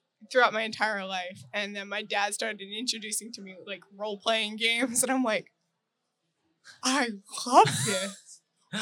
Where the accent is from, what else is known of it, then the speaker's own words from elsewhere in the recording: North Washington, United States; I'm from North Washington